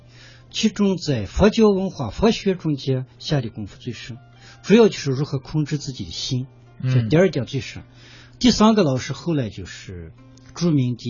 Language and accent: Chinese; western China, China; 小时候找不到图书的，不像这个城市里有这么多书。小时候在西部的乡村几乎没有图书。